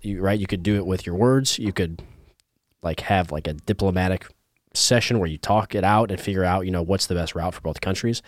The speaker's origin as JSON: {"language": "English", "region": "Indiana", "country": "United States", "moved": "yes", "said": "I'm from Indiana"}